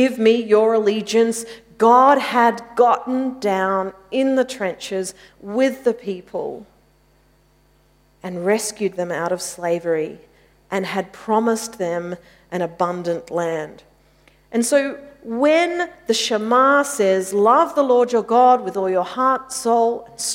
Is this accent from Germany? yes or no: no; Mitcham, Victoria, Australia; I grew up in Mitcham